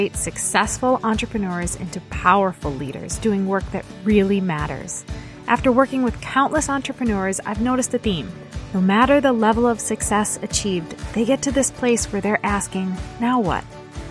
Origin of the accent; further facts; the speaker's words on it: New Hampshire, United States; now in Midwest, United States; I grew up in New Hampshire